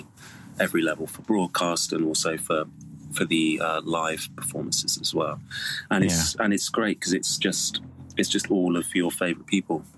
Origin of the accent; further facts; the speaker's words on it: Cornwall, South West England, United Kingdom; I grew up in Cornwall